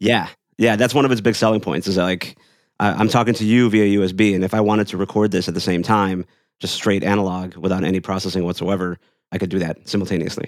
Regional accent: Chicago, Illinois, United States; I'm from Chicago.

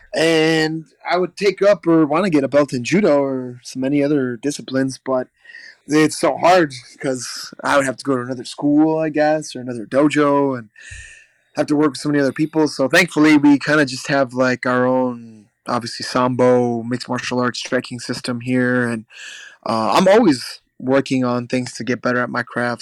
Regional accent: Midwest, United States; now in Milwaukee, United States; growing up in the Midwest

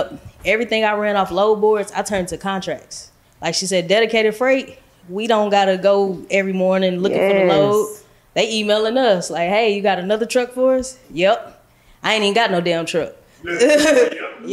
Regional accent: St. Louis, Missouri, United States; moved away as an adult; now in Dallas, United States; I'm from St. Louis. I come from the trenches, the hood, the bottom.

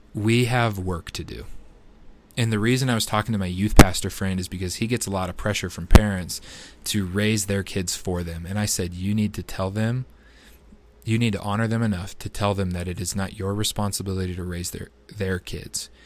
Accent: United States; as an American citizen

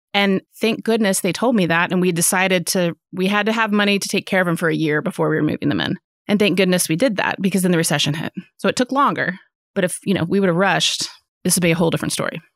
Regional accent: Fayetteville, Arkansas, United States; also born or lived in Austin, Texas; I was born and raised here in Fayetteville, Arkansas.

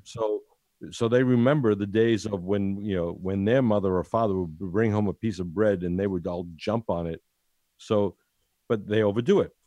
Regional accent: United States; moved away as an adult; now in Italy; I was born in Ital-, Italy, went to, went to America when I was seven, then came back here after fifty years

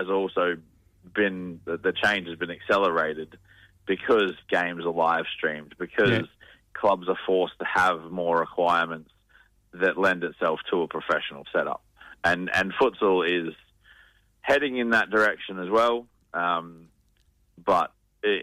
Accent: Queensland, Australia; now in Western Australia, Australia; I'm from Queensland

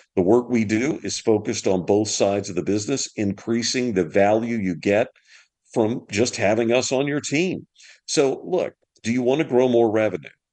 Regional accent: Louisiana, United States; moved away; I'm from Louisiana originally, uh-huh. and so I I was born on the Bayou Bartholomew.

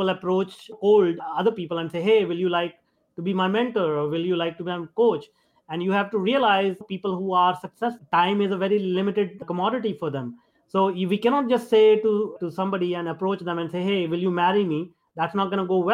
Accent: India; me being an Indian

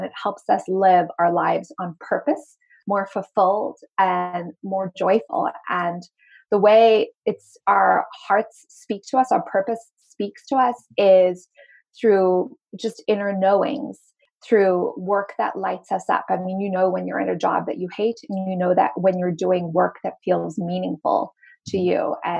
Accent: Zimbabwe; also born or lived in Cape Town, South Africa; if you hear a little bit of an accent come in and out, it's because I am originally from Zimbabwe and I went to school in Cape Town, South Africa. I sound mainly American these days

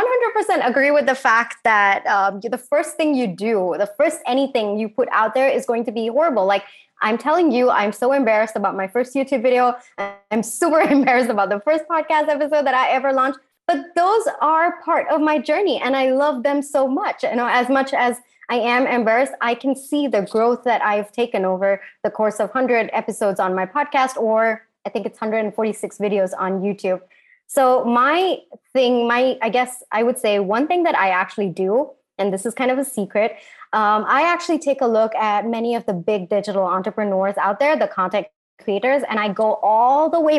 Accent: India; especially for me as an Indian woman.

